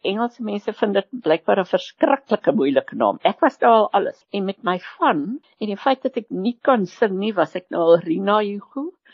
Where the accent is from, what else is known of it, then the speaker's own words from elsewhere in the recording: KwaZulu-Natal, South Africa; Afrikaans is a second language; ek het in Natal groot geword